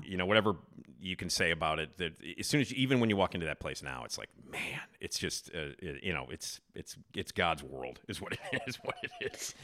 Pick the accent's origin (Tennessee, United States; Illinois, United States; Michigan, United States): Illinois, United States; Chicago; moved away; I grew up on Addison, six blocks away from Wrigley